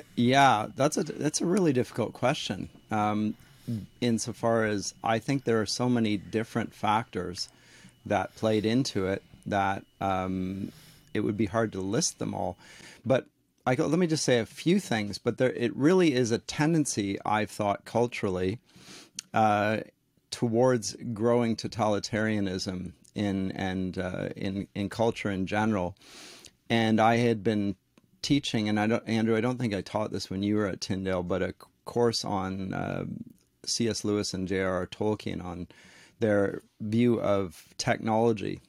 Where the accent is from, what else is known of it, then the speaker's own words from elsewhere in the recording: Canada; also born or lived in Durham, England; I'm a Canadian